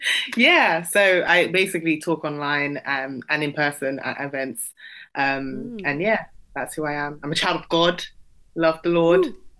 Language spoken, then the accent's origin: English; London, United Kingdom; I'm British Nigerian, which basically means I'm of Nigerian heritage, born and raised in London. I'm also Igbo.